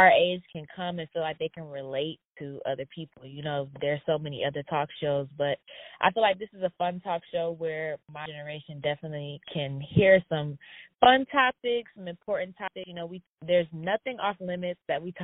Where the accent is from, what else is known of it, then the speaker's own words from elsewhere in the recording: Atlanta, Georgia, United States; I'm from Atlanta, Georgia